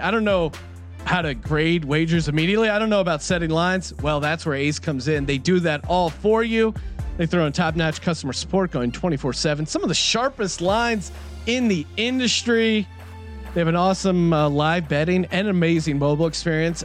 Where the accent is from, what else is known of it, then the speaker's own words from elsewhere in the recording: Philadelphia, Pennsylvania, United States; I'm from Philadelphia